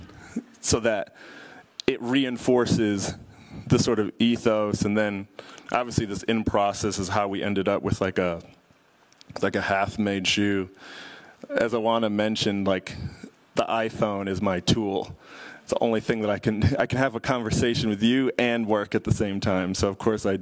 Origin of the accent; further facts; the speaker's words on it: Chicago, Illinois, United States; I'm from Chicago